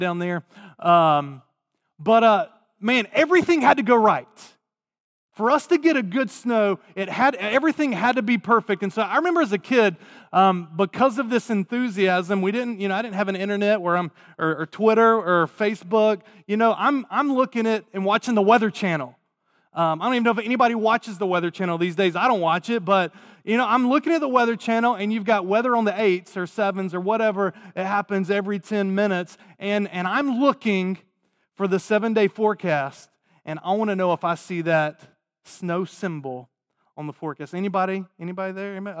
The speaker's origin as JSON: {"language": "English", "town": "Raleigh", "region": "North Carolina", "country": "United States", "tie": "born or raised there", "moved": "yes", "said": "I grew up in Raleigh, Durham, North Carolina"}